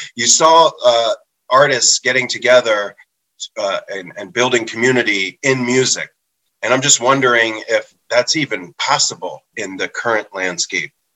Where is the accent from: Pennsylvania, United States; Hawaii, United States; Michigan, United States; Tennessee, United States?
Pennsylvania, United States; Philadelphia; I'm from Philly